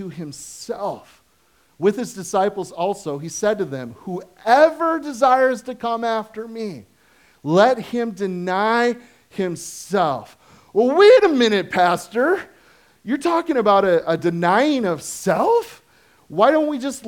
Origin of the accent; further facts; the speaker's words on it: United States; I am an American consuming Christian